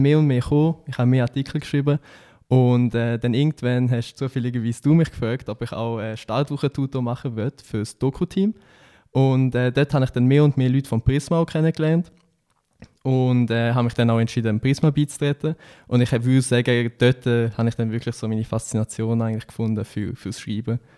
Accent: Switzerland; als Schweizer

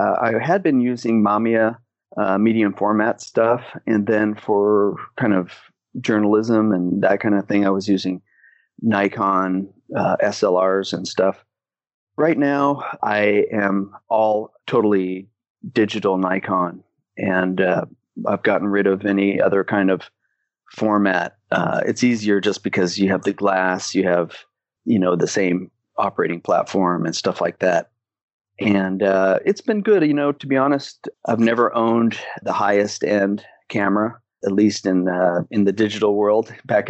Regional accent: Philippines; also born or lived in Hong Kong; now in Hawaii, United States; I am a photographer, Canadian. I was born in Hong Kong and raised in the Philippines, and I've never lived in Canada, so I'm a kind of a bad Canadian.

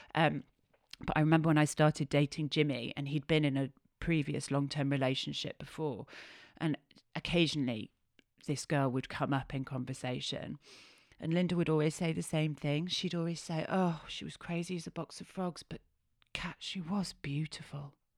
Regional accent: Yorkshire and the Humber, United Kingdom; I'm a Yorkshire lass

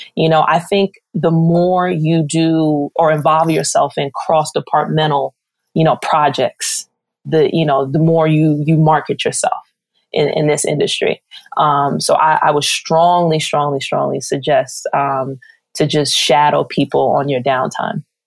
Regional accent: New York City, New York, United States; being a New Yorker, I kind of took advantages of growing up in the Garden

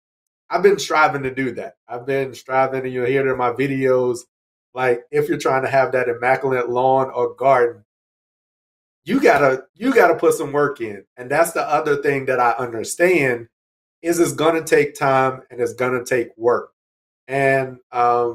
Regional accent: North Carolina, United States; I grew up in North Carolina

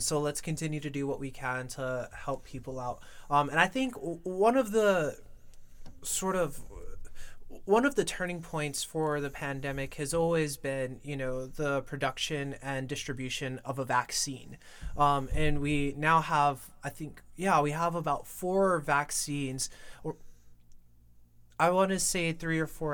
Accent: New York, United States; I was born and raised in New York

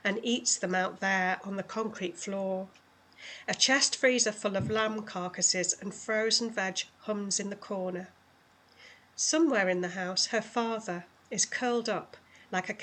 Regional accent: just below Manchester, North West England, United Kingdom; moved away as an adult; also born or lived in London; now in West Yorkshire, United Kingdom; I moved up to just below Manchester when I was 2.5

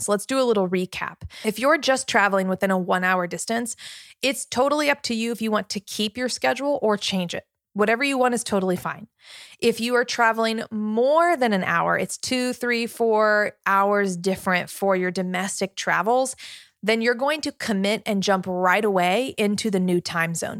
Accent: Richmond, Virginia, United States; I'm from Virginia, I'm here in Virginia

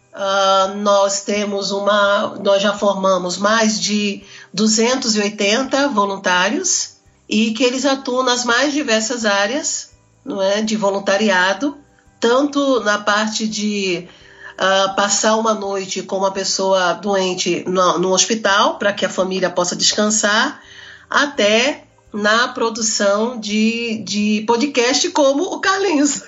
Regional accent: Northeast Region, Brazil; eu sou daqui do Brasil, sou do Nordeste

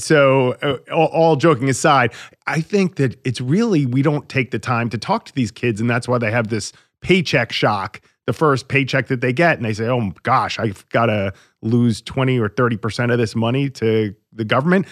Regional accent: Long Island, New York, United States; I grew up on Long Island

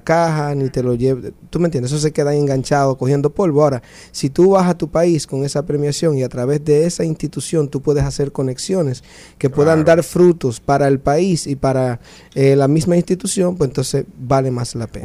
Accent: Dominican Republic; now in New Orleans, United States; mi país

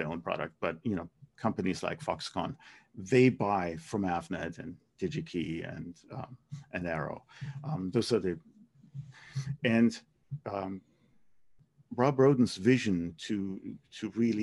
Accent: Germany; moved away; my hometown in Germany.

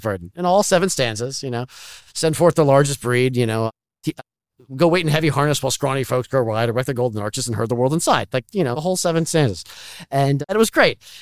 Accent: Menlo Park, California, United States; now in Washington D.C., United States; I grew up in Menlo Parks

